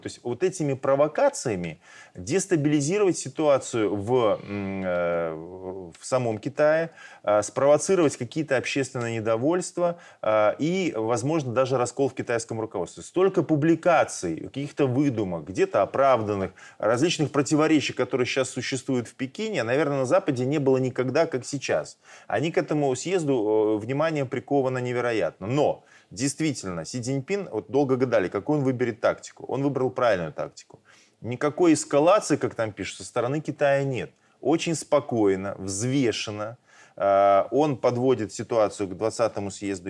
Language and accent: Russian; Belarus; мы белорусы